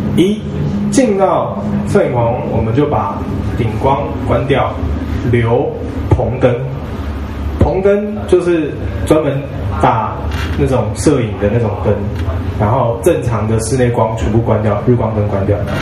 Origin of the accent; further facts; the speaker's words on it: Ji'an, Hualien County, Taiwan; 我在花莲的吉安长大，然后我们在，呃，美伦山，我就，我就，我家就住在美伦山脚下，然后旁边呢是一个，就是大马路，叫将军路，就是以前日式建筑的，然后旁边是宪兵基地